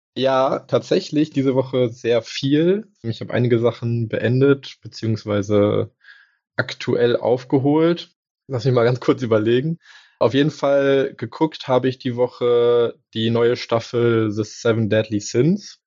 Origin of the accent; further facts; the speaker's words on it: Germany; bei uns in Deutschland